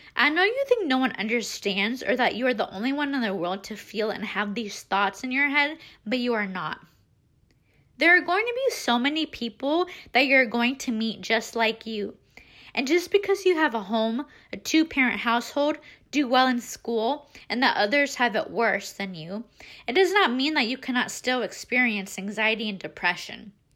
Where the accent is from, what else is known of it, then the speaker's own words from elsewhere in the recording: Des Moines, Iowa, United States; I was born and raised in Des Moines